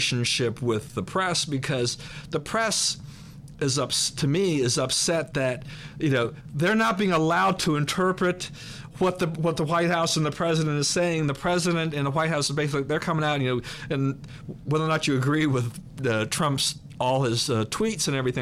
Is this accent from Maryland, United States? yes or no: yes; Maryland, United States; also born or lived in Washington, D.C.; I was born in D.C. I was raised in Maryland. That's all I've known.